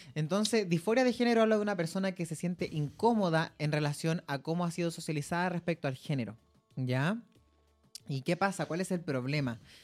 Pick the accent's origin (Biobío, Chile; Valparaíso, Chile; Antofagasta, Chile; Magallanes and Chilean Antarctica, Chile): Antofagasta, Chile; moved away as an adult; now in Santiago, Chile; si estoy de donde yo nací, cuando yo estoy en Antofagasta